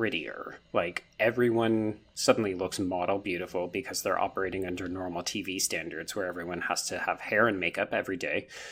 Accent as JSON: {"language": "English", "country": "Canada", "tie": "born or raised there", "said": "grow up as a Canadian"}